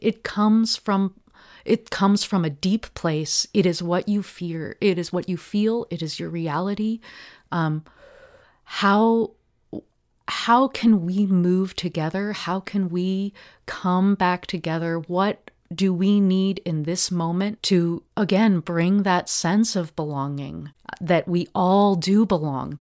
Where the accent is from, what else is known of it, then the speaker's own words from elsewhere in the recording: Portland, Oregon, United States; I grew up in Park Rose uh, neighborhood